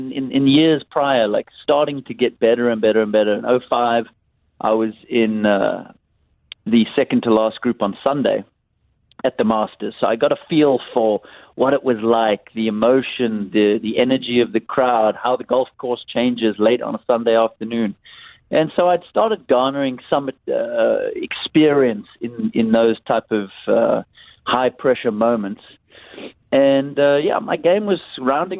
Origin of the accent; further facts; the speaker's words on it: Cape Town, Western Cape, South Africa; a young kid growing up in South Africa, in Cape Town